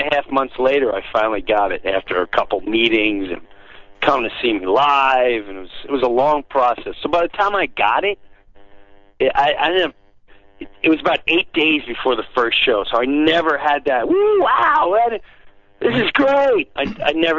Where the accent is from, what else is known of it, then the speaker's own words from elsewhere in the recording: Long Island, New York, United States; I grew up in Long Island, blue collar